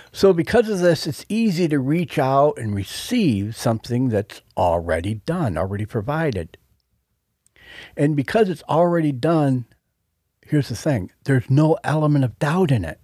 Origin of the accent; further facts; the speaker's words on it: Buffalo, New York, United States; our hometown team